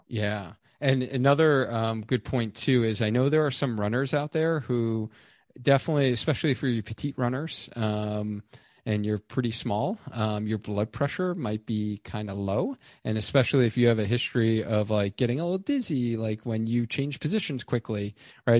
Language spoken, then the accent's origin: English; New York, United States; moved away; being a New Yorker originally